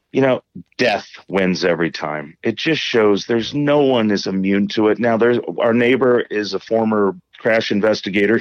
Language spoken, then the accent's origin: English; Indiana, United States; I grew up in Indiana as an Indiana Hoosier basketball fan